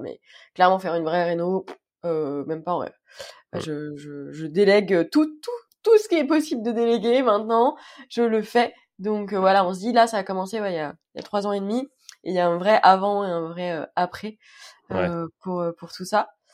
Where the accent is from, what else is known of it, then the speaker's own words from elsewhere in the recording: Île-de-France, France; je suis d'Île-de-France du 92 exactement